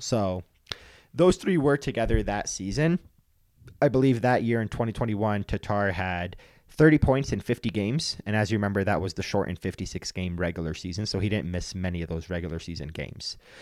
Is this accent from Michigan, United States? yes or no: yes; Detroit, Michigan, United States; now in Denver, United States; I grew up in Detroit, and I watched a lot of Red Wings hockey growing up